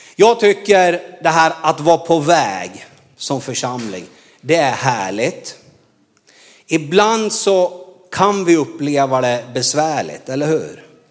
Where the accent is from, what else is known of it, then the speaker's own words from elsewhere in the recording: Norrland, Sweden; moved away as an adult; Jag är ju från Norrland